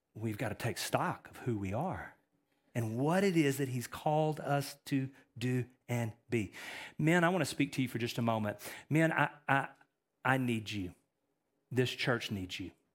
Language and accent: English; East Texas, United States; I'm from East Texas